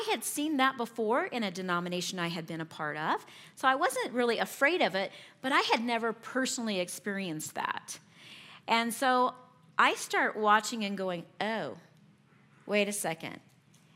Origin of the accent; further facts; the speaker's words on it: Kentucky, United States; moved away as an adult; also born or lived in Oklahoma; I moved from Kentucky to Oklahoma